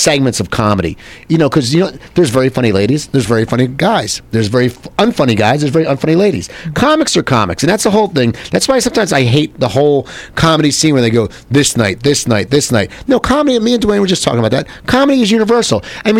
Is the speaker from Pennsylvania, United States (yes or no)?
yes; Philadelphia, Pennsylvania, United States; You know, I grew up in Philadelphia, well, outside Philadelphia, and everyone says how Philadelphia sports fans are such, you know, lunatics and idiots.